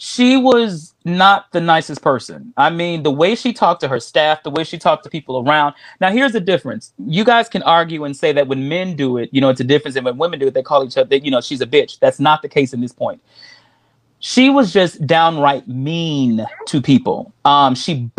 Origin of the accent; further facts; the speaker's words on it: Texas, United States; I'm from Texas